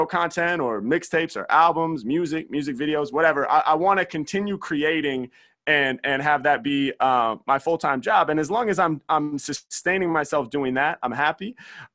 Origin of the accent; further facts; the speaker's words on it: Portland, Oregon, United States; Portland, my hometown